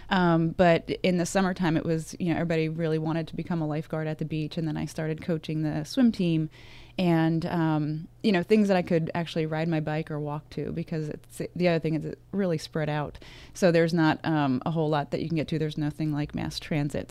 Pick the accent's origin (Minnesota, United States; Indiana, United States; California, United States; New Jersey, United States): New Jersey, United States; Vernon; I grew up, um, in very northwest New Jersey, a town called Vernon, very small, very rural